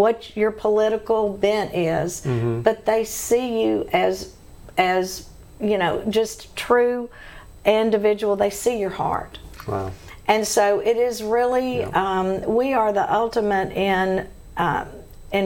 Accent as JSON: {"language": "English", "town": "Shreveport", "region": "Louisiana", "country": "United States", "tie": "born or raised there", "said": "growing up in Shreveport"}